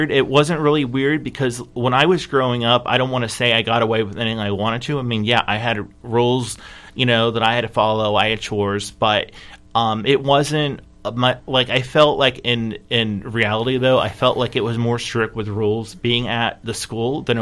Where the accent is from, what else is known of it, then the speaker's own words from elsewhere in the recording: California, United States; born there; also born or lived in Michigan / South Carolina; I was born in California and I lived in Michigan and South Carolina for most of my life